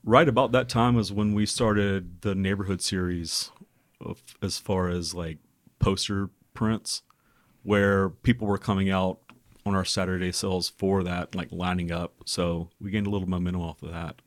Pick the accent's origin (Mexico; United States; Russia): United States; Birmingham, Alabama; we're from Birmingham originally